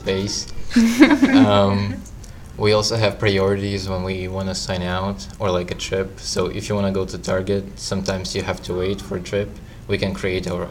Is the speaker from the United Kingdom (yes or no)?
no; Ukraine; now in Florida, United States; I'm from Ukraine.